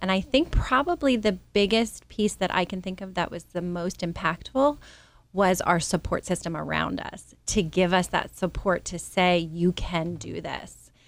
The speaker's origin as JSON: {"language": "English", "town": "Alexandria", "region": "Virginia", "country": "United States", "tie": "born or raised there", "moved": "yes", "said": "I grew up in Alexandria, Virginia"}